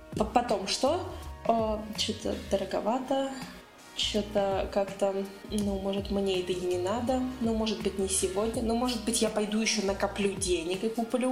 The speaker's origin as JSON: {"language": "Russian", "town": "Nizhny Novgorod", "region": "Nizhny Novgorod Oblast", "country": "Russia", "said": "я из Нижнего"}